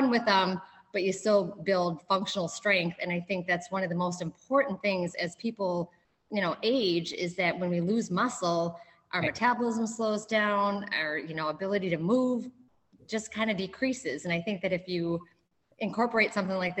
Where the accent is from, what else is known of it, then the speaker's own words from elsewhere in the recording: Minnesota/Wisconsin, Midwest, United States; moved away as an adult; I moved from Wisconsin, grew up in Minnesota/Wisconsin